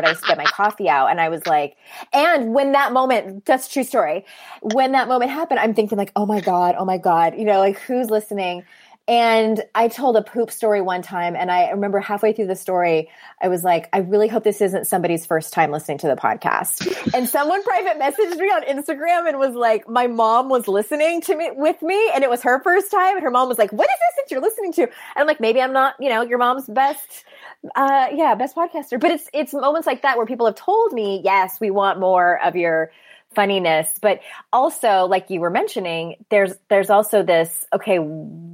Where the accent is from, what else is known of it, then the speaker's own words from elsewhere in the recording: United States; being a cisgendered woman growing up in America